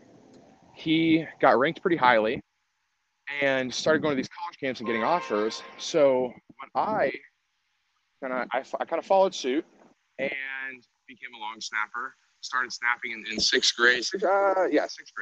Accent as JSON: {"language": "English", "town": "Worthington", "region": "Ohio", "country": "United States", "tie": "born or raised there", "said": "I am originally from Worthington, Ohio, which is about 15 minutes north of Ohio State. Grew up in a nuclear family"}